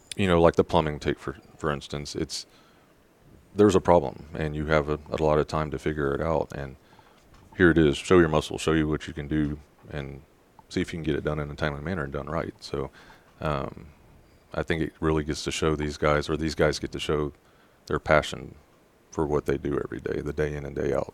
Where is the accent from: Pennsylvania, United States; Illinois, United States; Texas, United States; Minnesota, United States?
Texas, United States; Rosenberg; I grew up in Rosenberg, Texas